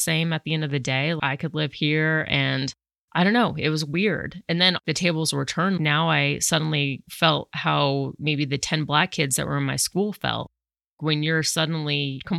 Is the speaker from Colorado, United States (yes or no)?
yes; Colorado, United States; moved away as an adult; also born or lived in New York City; born and raised in Colorado, it's predominantly white